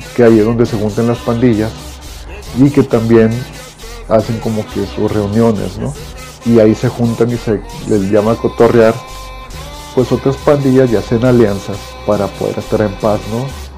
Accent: Monterrey, Nuevo León, Mexico; la Colonia Independencia, de donde yo soy originario, de los 8 años, 9 me crié ahí hasta los 26

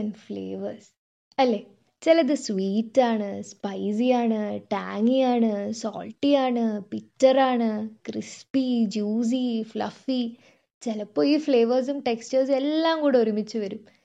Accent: Kozhikode, Kerala, India; ഒരു കോഴിക്കോടുകാരി എന്ന നിലയിൽ

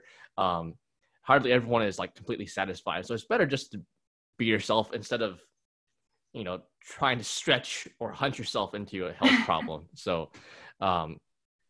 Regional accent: Laredo, Texas, United States; I'm from Laredo, Texas

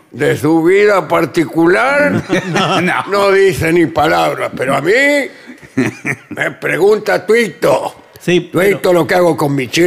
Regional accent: Argentina; que me dijo cuáles eran los dos géneros artísticos más originales de la Argentina aquellos que nos revelan como argentinos en 10 segundos.

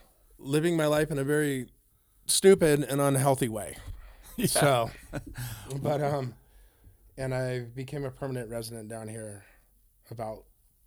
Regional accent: Grass Valley, California, United States; also born or lived in Auburn; Okay. Well, I was born in Auburn, California. I grew up as a child in Grass Valley in Nevada City. All my immediate family still lives down there.

